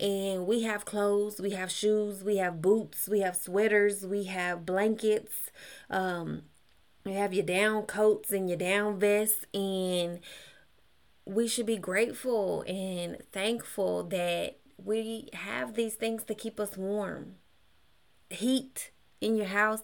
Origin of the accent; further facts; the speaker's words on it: Kansas, United States; also born or lived in Texas; now in Georgia, United States; I'm from Kansas